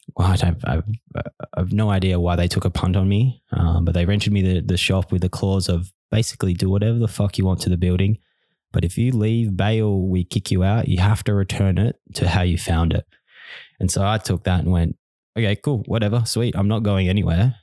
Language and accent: English; Bunbury, Western Australia, Australia; moved away as an adult; now in Melbourne, Australia; I was born in Bunbury, Western Australia